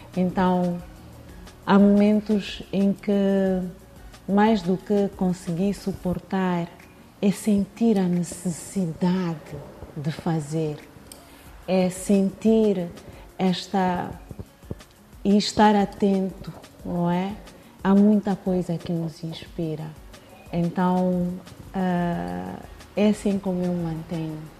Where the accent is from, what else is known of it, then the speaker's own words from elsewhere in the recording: Mozambique; no bairro onde eu cresci, onde eu nasci